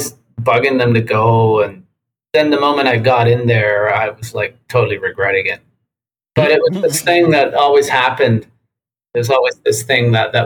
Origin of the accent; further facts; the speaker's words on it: Tijuana, Baja California, Mexico; moved away; also born or lived in San Diego, United States; I grew up in Playas de Tijuana, Mexico, which is Baja California.